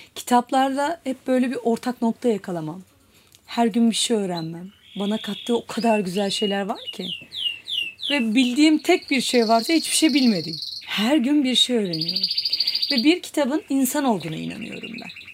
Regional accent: Istanbul, Turkey; 1981 yılında İstanbul'da doğdum.

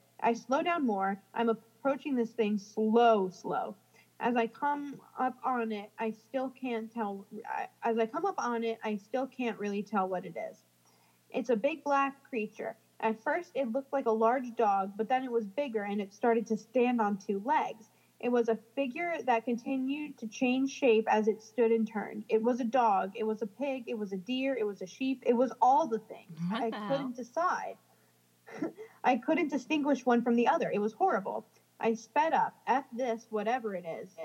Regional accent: New Jersey, United States; moved away; I'm from New Jersey and I, you know, we don't have javelinas

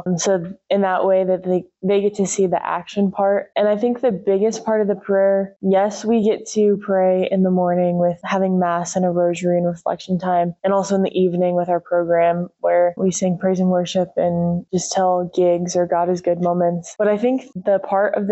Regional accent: Oakley, Kansas, United States; I grew up in just outside of Oakley, Kansas

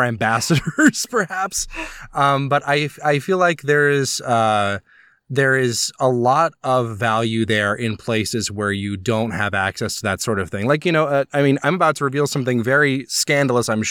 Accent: Alabama, United States; was born and raised in Alabama

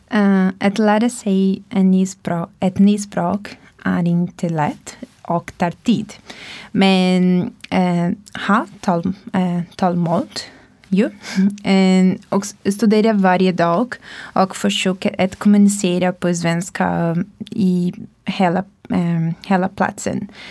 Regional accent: Brazil; Swedish is a second language; moved away as an adult; now in Sweden; jag kommer från Brasilien.

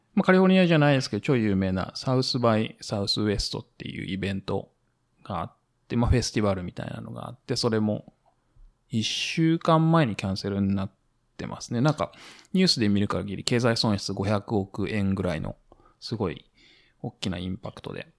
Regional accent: Japan; now in United States; 日本にいると

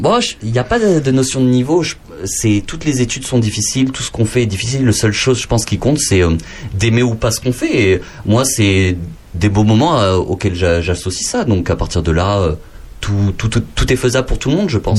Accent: Lot, Occitania, France; je suis né dans le Lot

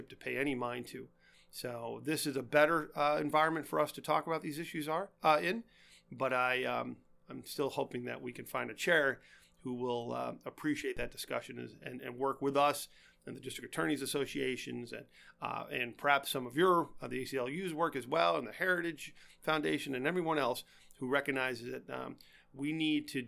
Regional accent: Allegheny County, Pennsylvania, United States; I'm from Allegheny County.

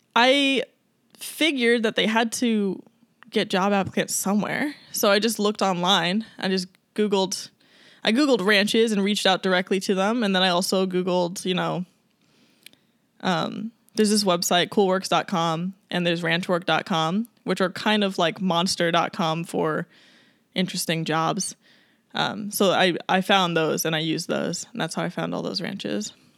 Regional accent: Long Island, New York, United States; moved away as an adult; also born or lived in Colorado / Alaska; I grew up on Long Island.

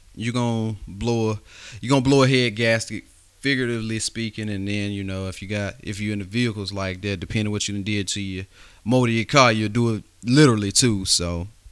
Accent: West Alabama, United States; I'm from, uh, West Alabama, so, you know, we grew up, and I grew up in the country out there

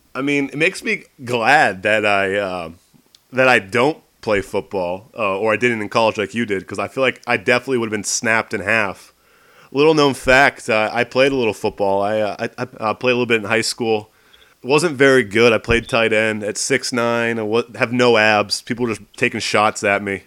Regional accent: Maine, United States; moved away; growing up in Maine, like I was Mr. Basketball

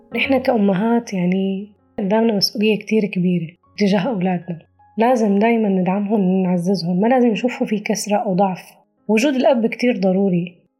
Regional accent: western Rif Dimashq, Syria; moved away as an adult; سورية من ريف دمشق الغربي

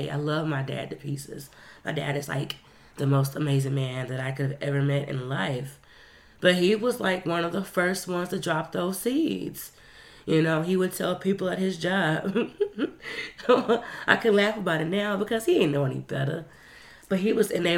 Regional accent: the South, United States; growing up in the South

